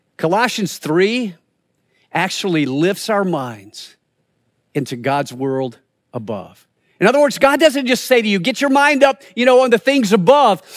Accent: the Carolinas, United States; moved away as an adult; also born or lived in Springfield, Missouri; I grew up in the Carolinas

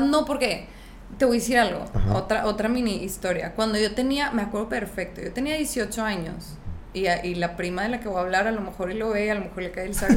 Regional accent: San Pedro Garza García, Nuevo León, Mexico; moved away as an adult; also born or lived in Monterrey; nunca he encajado en la, en la caja San Petrina

